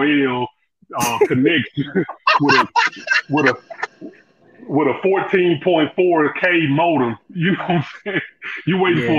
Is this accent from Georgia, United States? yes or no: yes; Atlanta, Georgia, United States; also born or lived in Florida; I'm right here from the Dirty South, what they call the Dirty South, man, the ATL. I was born and raised here, right here.